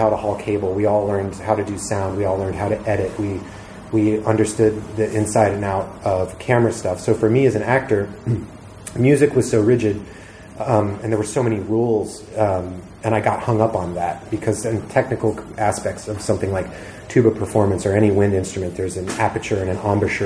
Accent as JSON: {"language": "English", "region": "Georgia", "country": "United States", "tie": "born or raised there", "also_born_or_lived": "Atlanta", "moved": "as an adult", "said": "I grew up in Georgia, my dad's a Marine, I fired a lot of guns"}